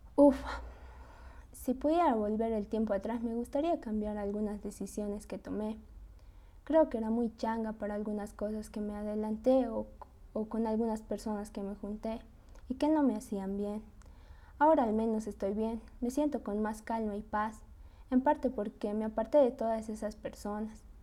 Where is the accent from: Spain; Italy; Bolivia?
Bolivia; Tarija; also born or lived in Sucre; Yo soy de Cercado Tarija. Con mi familia hemos vivido un año en Sucre, pero prefiero toda la vida vivir en mi pueblo